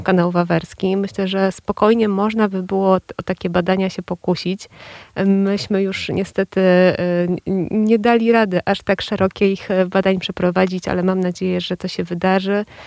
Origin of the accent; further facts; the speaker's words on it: Warsaw, Masovian Voivodeship, Poland; ja jestem z e, Warszawy, wychowywałam się na Bielanach